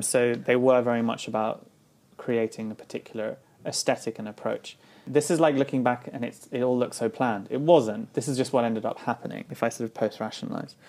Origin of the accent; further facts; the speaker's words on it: London, United Kingdom; I grew up in London in the 80s and then late 80s and the early 90s